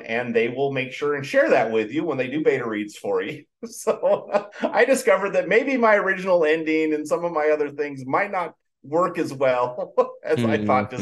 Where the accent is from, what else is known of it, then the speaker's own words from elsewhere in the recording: Idaho, United States; I grew up in Idaho